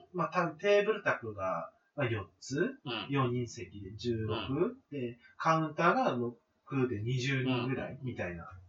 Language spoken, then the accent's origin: Japanese; Fukuoka, Japan; 僕は福岡出身なんですけど